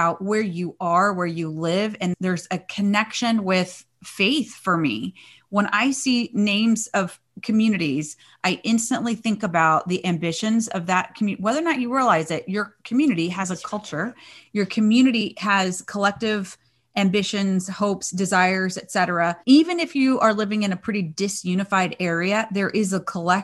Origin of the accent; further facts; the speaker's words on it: Fort Smith, Arkansas, United States; now in California, United States; I was raised in Fort Smith. And I miss that part of the country. And I've been in California for over 30 years